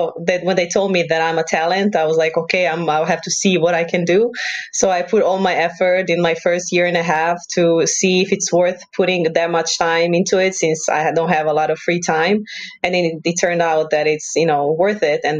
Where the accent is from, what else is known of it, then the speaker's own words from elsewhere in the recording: Croatia; I'm from Croatia and I live in the main city of Croatia, which is Zagreb.